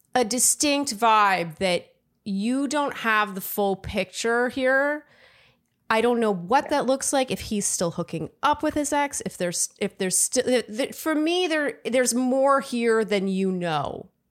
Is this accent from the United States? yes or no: no; Canada; I'm Canadian